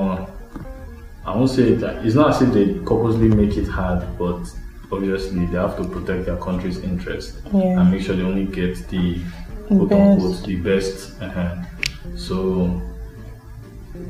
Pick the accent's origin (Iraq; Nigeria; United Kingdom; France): Nigeria; As a Nigerian